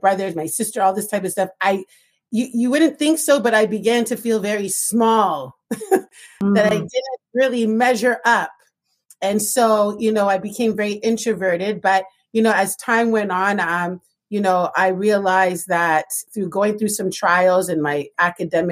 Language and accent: English; Toronto, Ontario, Canada; growing up in Toronto